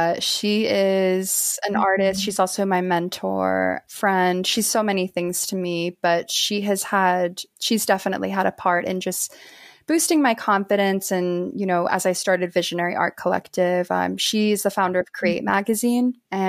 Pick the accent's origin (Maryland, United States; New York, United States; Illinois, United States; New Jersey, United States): New York, United States; Maybe because I'm from New York cheesecake, I don't know.